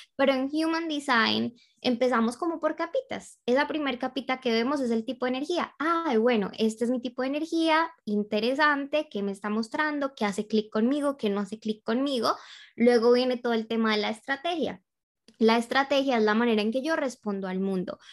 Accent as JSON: {"language": "Spanish", "country": "Colombia", "moved": "yes", "lives_now": "Australia", "said": "soy colombiana, llevo ya unos años viviendo aquí en Australia"}